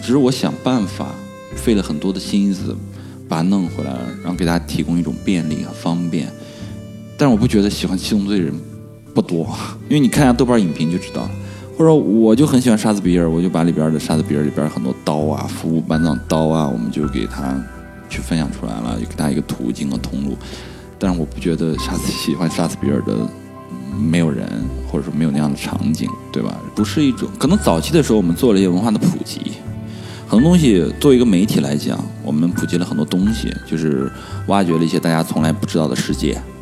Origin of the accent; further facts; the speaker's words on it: China; 我就是中国的一个，呃，比较local的一个年轻人